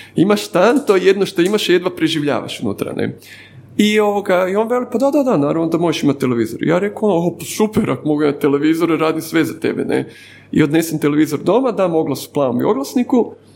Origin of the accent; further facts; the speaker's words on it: Zagreb, City of Zagreb, Croatia; also born or lived in Dubrava; odrasam sam u Sopotu